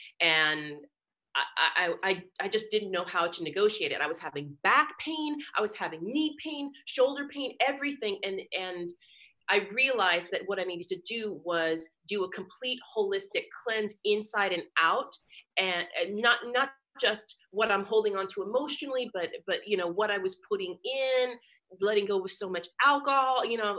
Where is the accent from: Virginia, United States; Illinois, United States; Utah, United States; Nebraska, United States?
Nebraska, United States; Because I come from, you know, I grew up in Nebraska where everything was all athletics all the time.